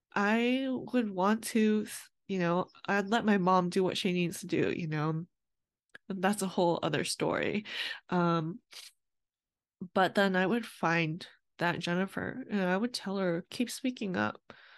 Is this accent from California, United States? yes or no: yes; California, United States; I was born in California to my Vietnamese immigrant parents